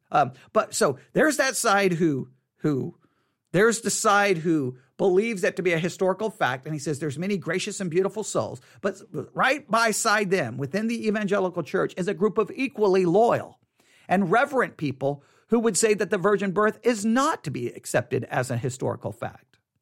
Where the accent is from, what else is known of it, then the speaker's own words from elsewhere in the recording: Texas, United States; I grew up here in Texas, and my mother was from San Antonio